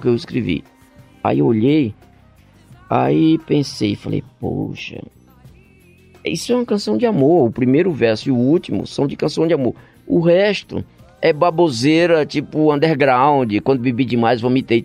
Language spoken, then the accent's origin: Portuguese; Brazil; eu sou do Brasil